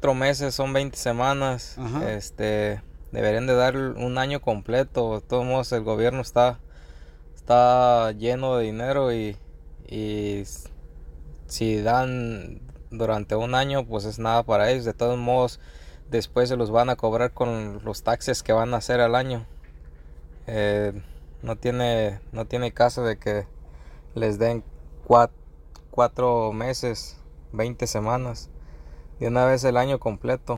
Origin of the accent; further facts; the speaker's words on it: Tarimoro, Guanajuato, Mexico; moved away as an adult; now in Dallas, United States; nosotros pues somos originarios de Guanajuato, que pues allá no tenemos mar, pero hacemos mariscos buenos. Este, y es un pueblito que se llama Tarimoro